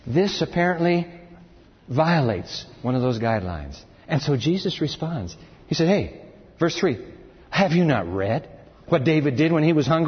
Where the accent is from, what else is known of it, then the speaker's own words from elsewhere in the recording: Japan; I climbed Mount Fuji when I was a kid and growing up in Japan.